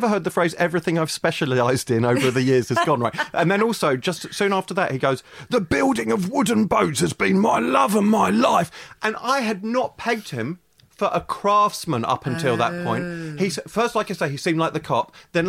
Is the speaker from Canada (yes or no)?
no; London, United Kingdom; I grew up in London, basically